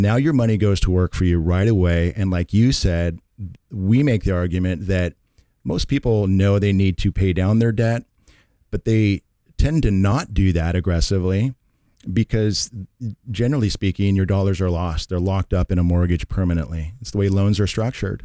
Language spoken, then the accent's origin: English; Redmond, Washington, United States; moved away as an adult; now in Carlsbad, United States; born and raised in Seattle, Washington, Redmond, actually, uh, but I've lived in Carlsbad, uh, for about the last twenty years or more